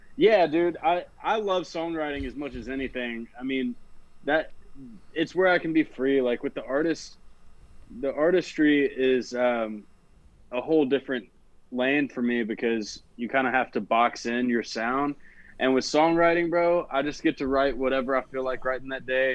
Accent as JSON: {"language": "English", "town": "Nashville", "region": "Tennessee", "country": "United States", "tie": "born or raised there", "said": "born and raised right here in Nashville, Tennessee"}